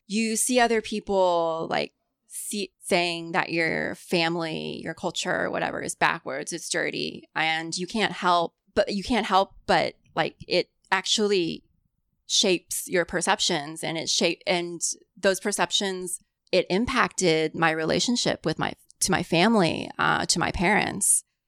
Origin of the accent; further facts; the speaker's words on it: Greenwood, Indiana, United States; first language Cantonese; moved away as an adult; also born or lived in Louisville, Kentucky; I was born and grew up in central Indiana